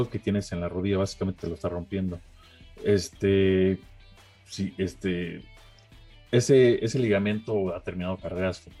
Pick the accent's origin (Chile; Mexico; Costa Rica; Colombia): Mexico; Pero bueno, este, yo soy mexicano